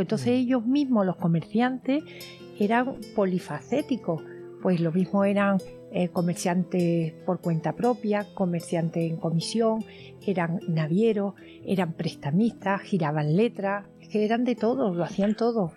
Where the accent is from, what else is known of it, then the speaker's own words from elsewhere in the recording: Cádiz, Andalusia, Spain; yo que soy de Cádiz, que vivo de alguna manera vivo cerca todo